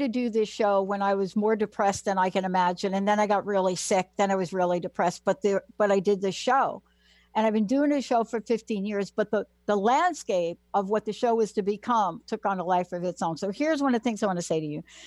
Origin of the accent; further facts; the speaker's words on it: New York City, New York, United States; I am a girl from the Bronx, New York.